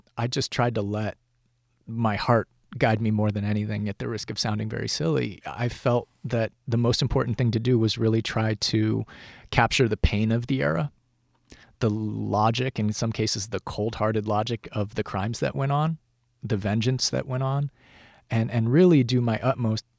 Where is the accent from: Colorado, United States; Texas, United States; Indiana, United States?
Colorado, United States; Colorado Springs; now in Los Angeles, United States; I'm from Colorado Springs. Where I grew up, no one was a writer